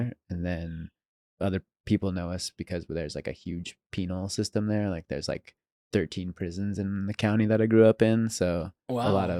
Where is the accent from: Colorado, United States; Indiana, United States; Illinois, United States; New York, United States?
Colorado, United States; Canon City; So I grew up in Colorado, in a mm-hmm. small town called Canyon City. It's like south of Colorado Springs by 30, 45 minutes.